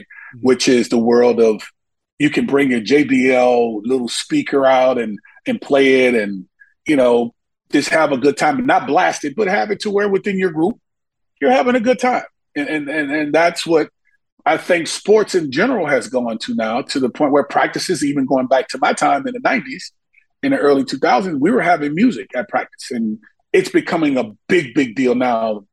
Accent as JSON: {"language": "English", "town": "Monroe", "region": "Louisiana", "country": "United States", "tie": "born or raised there", "said": "my hometown in Monroe, Louisiana"}